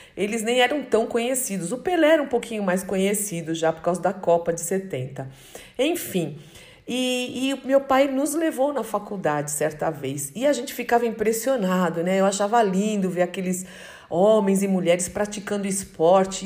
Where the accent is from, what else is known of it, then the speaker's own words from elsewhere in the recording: Brazil; como brasileira, eu quero orar pela minha nação